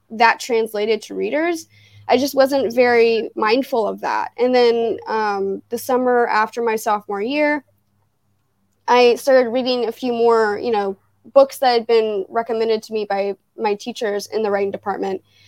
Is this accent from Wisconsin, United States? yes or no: no; Fairborn, Ohio, United States; also born or lived in Dayton, Ohio; I grew up in Fairborn.